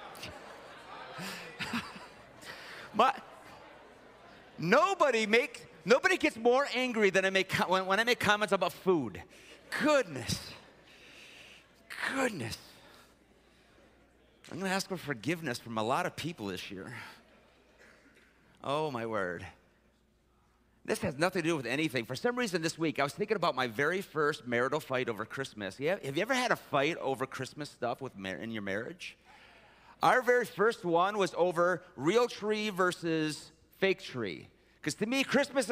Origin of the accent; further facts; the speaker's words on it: Detroit, Michigan, United States; I was raised in Detroit